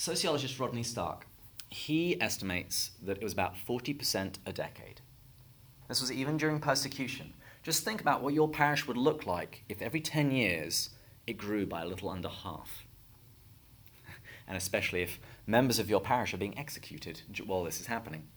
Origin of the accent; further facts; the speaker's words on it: England, United Kingdom; moved away as an adult; now in United States; I'm not originally from the United States. I'm from England.